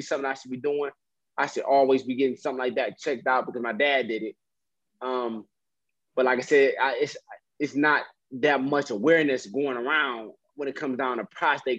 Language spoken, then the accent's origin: English; Detroit, Michigan, United States; I'm from Detroit